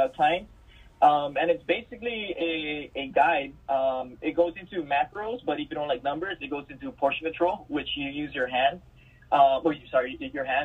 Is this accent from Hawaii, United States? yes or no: yes; Maui, Hawaii, United States; moved away as an adult; now in mainland United States; being born and raised in Hawaii, you know, Maui